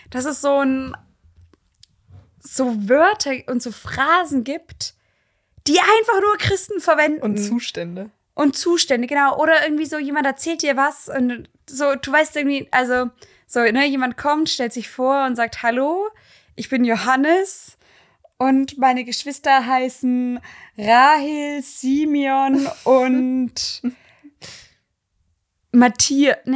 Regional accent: Ruhr area, North Rhine-Westphalia, Germany; Also ich komme aus dem Ruhrgebiet.

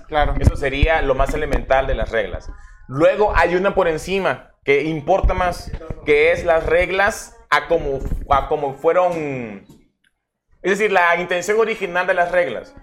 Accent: Mexico; somos mexicanos

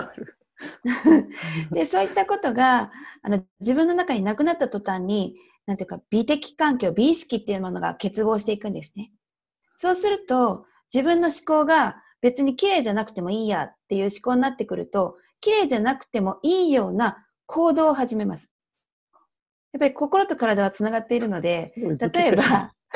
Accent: Tokyo, Japan; accent: Tokyo dialect / standard Japanese; 今、東京弁、まあ、標準語なんです

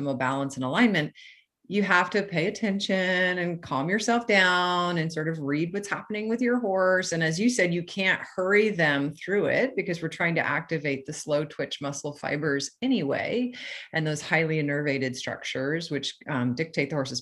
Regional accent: New England, United States; now in California, United States; I grew up in New England

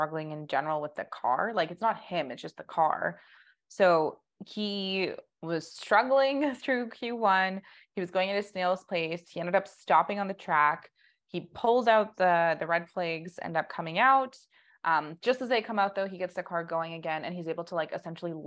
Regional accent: Canada; us being Canadian

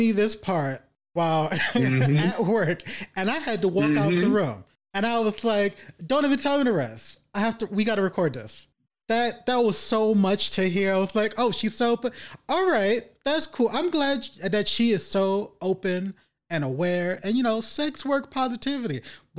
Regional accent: Brooklyn, New York, United States; A good thing is that we were born and raised in Brooklyn.

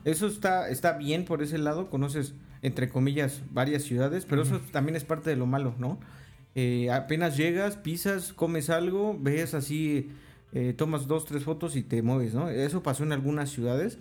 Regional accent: Mexico; soy de México

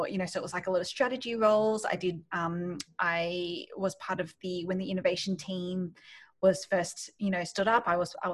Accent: Sydney, New South Wales, Australia; moved away as an adult; also born or lived in Malaysia; now in New York, United States; I grew up in Australia, in Sydney, and I've just moved to New York

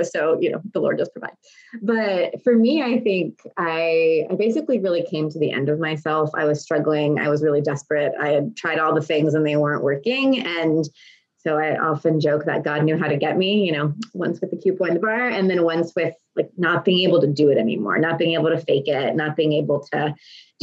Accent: Texas, United States; also born or lived in Lancaster, Pennsylvania / Harrisburg, Pennsylvania; we moved to Texas from Pennsylvania when I was 8

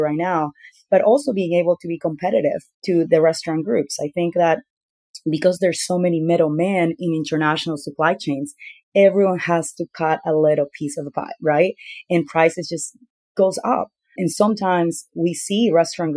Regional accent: Peru; moved away; So I was born and raised in Peru myself.

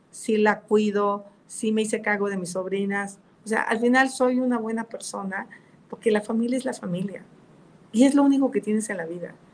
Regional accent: Tepatepec, Hidalgo, Mexico; Vengo de Catepec, soy una mujer de esfuerzo.

